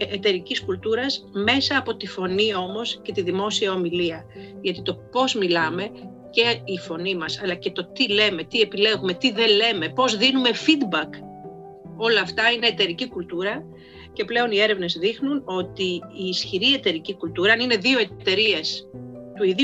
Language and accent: Greek; Karditsa, Thessaly, Greece; είμαι από την Καρδίτσα και πηγαίνω στην Καρδίτσα και πηγαίνω και στο χωριό μου